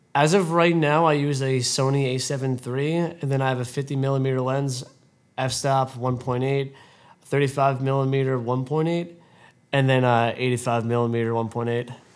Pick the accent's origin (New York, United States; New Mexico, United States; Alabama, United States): New York, United States; Brentwood; growing up in Brentwood, it was a great experience. I met a lot of good people here, and I still have a lot of childhood friends